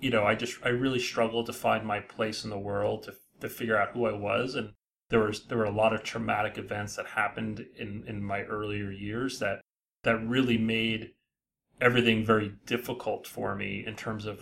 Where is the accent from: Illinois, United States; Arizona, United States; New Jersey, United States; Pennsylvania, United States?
New Jersey, United States; Edison; I grew up in Edison, New Jersey